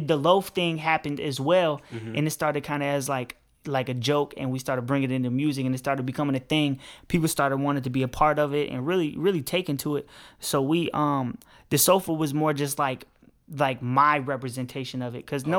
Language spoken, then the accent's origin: English; Park Forest, Illinois, United States; We come from a place, it's Park Forest, it's the south suburbs of Chicago, and it's hard to explain, man. It's not the inner city